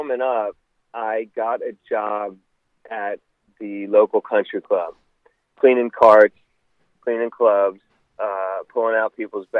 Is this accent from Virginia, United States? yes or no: no; Rockville, Maryland, United States; So I came up in Rockville, Maryland, which is about, 15 minutes from the Capitol.